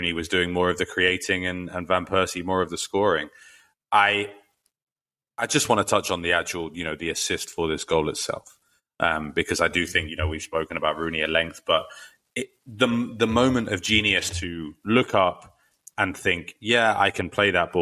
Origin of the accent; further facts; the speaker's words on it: London, United Kingdom; also born or lived in Trinity University; growing up in North London